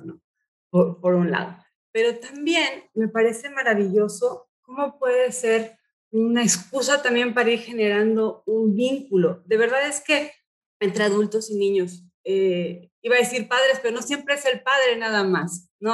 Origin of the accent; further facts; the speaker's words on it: Mexico; also born or lived in United States; Yo nací em, en Estados Unidos, pero he vivido toda mi vida en México.